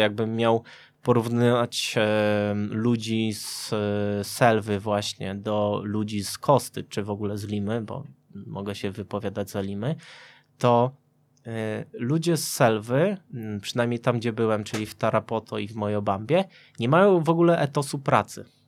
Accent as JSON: {"language": "Polish", "region": "Subcarpathian Voivodeship", "country": "Poland", "said": "Ja pochodzę z Podkarpacia"}